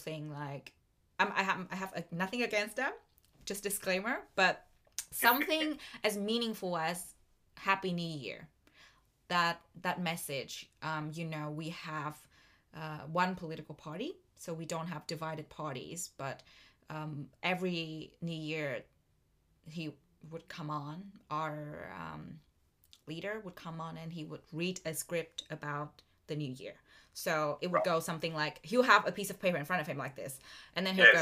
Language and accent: English; Vietnam; now in Melbourne, Australia; Vietnam, my home country